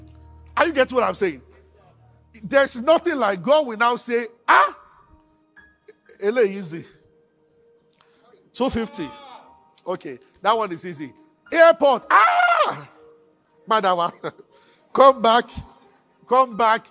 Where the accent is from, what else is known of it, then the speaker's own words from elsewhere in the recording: Abuja, Federal Capital Territory, Nigeria; I grew up in Abuja.